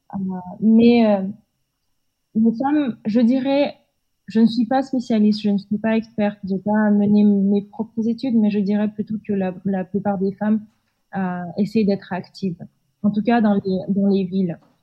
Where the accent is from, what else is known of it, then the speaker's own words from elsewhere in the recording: Almaty, Kazakhstan; also born or lived in Marseille, France / Lille, France; je suis née euh, et j'ai grandi au Kazakhstan, dans le euh, sud-est, euh, dans la ville d'Almaty